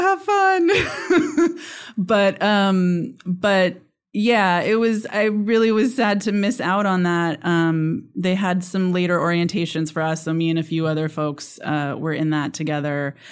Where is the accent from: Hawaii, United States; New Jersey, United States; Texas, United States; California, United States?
California, United States; Sonora; now in Chatsworth, United States; I actually grew up in Sonora